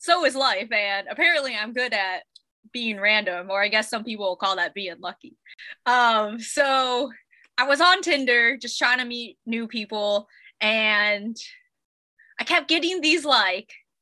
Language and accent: English; Ohio, United States; also born or lived in Colorado; now in San Diego, United States; I'm actually from Ohio. And then moved out to Colorado